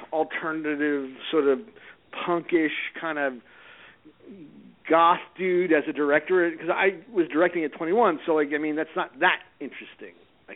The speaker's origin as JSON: {"language": "English", "town": "Salt Lake City", "region": "Utah", "country": "United States", "tie": "born or raised there", "moved": "yes", "said": "I grew up in Salt Lake City"}